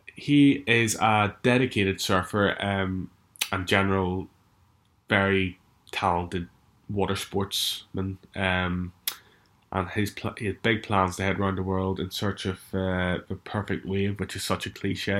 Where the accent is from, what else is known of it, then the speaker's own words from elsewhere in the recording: Strangford Lough, Northern Ireland, United Kingdom; growing up on Strangford Lock, same place where I've grown up